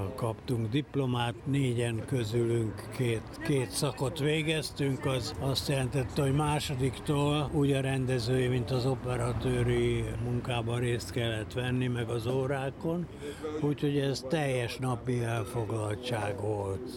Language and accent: Hungarian; Budapest, Hungary; moved away as an adult; also born or lived in Peru / San Francisco, United States / Los Angeles, United States; befogadtak bennünket a Bródi Sándor utca 27-be édesapámnak az ismerőse Görgényi ezredes úr és családja lakott egy nagy lakásban, ahol három szoba összkomfortot átadtak nekünk, úgyhogy ott nőttem fel